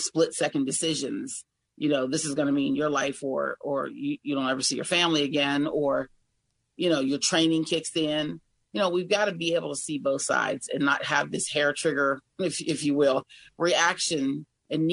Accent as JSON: {"language": "English", "area": "Greene County", "region": "Pennsylvania", "country": "United States", "tie": "born or raised there", "also_born_or_lived": "Washington County, Pennsylvania", "lives_now": "Allegheny County, United States", "said": "I've lived most of my life in Washington County. I was raised in Greene County, okay, but I moved to Allegheny County a little over a year ago"}